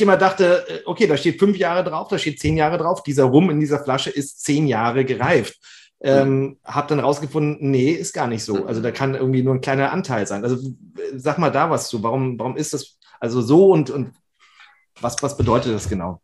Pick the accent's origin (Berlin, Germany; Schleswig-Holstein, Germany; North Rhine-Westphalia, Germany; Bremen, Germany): Schleswig-Holstein, Germany; Flensburg; ich komme aus Schleswig-Holstein, Flensburg, eine alte Rumstadt